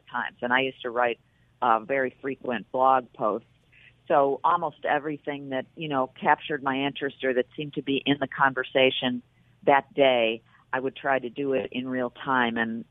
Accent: Buffalo, New York, United States; moved away as an adult; also born or lived in Washington; now in New York City, United States; I was from Buffalo

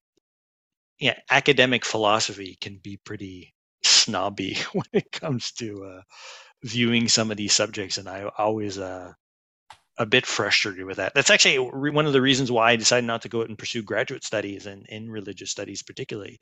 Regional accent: Quebec, Canada; growing up in Quebec

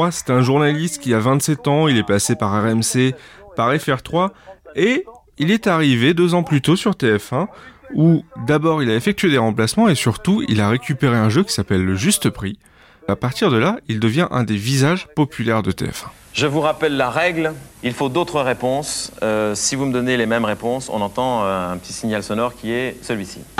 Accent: Toulouse, Occitania, France; À Toulouse, on habite tous les deux, elle de Paris, moi je suis de Toulouse

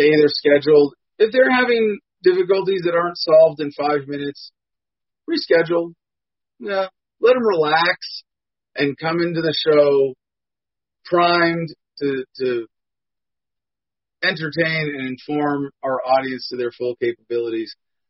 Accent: United States; No. I'm an American veteran of the Iraq War.

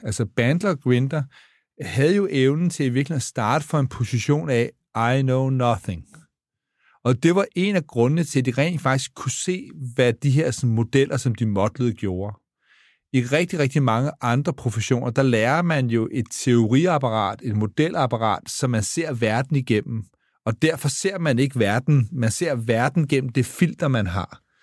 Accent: Denmark; jeg er dansker

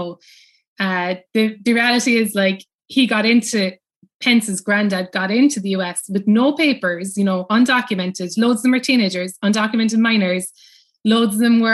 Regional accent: Cobh, Munster, Ireland; moved away as an adult; now in New York, United States; I grew up in Cove, you know, and which is where everybody, you know, famously left from

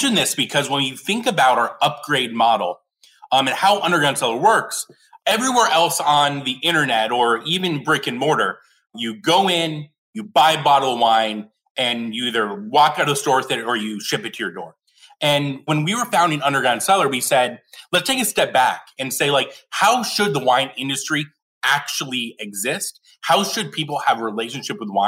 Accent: Scottsdale, Arizona, United States; moved away as an adult; now in San Francisco, United States; I was back in my hometown of Scottsdale, Arizona

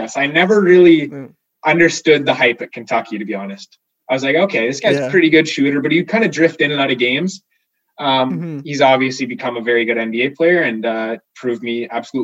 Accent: Canada; we're Canadian

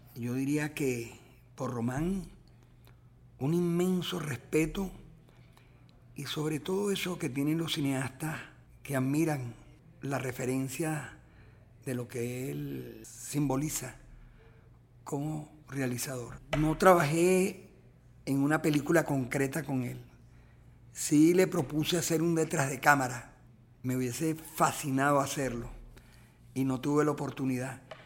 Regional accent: Venezuela; como cineasta y como venezolano

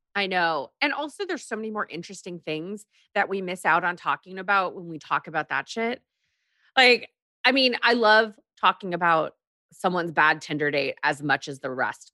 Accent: Texas, United States; also born or lived in Korea; I grew up in Texas um, after we moved from Korea

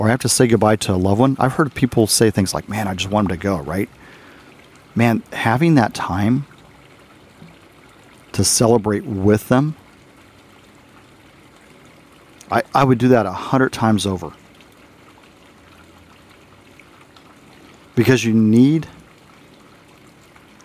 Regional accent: the South, Texas, United States; also born or lived in Arizona / Germany; I'm from the South

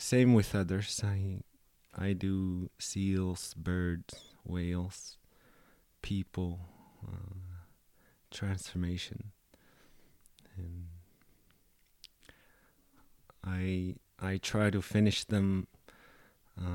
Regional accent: Cape Dorset, Nunavut, Canada; moved away as an adult; also born or lived in Yellowknife / Toronto; now in Ottawa, Canada; polar bears are all around Cape Dorset, so it was part of my hometown

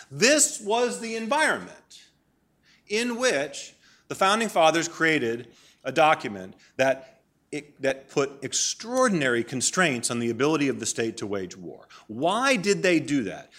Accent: Maine, United States; moved away; I grew up in Maine. My mom and dad still live in the house where I grew up, in Maine.

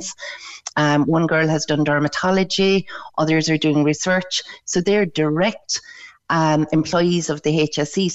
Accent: Beara, Munster, Ireland; I'm from Beara

